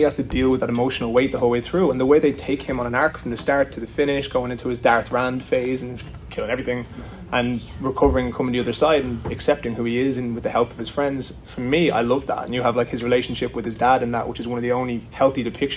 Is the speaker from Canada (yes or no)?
no; Ireland; now in New Zealand; I'm originally from Ireland, I live in New Zealand.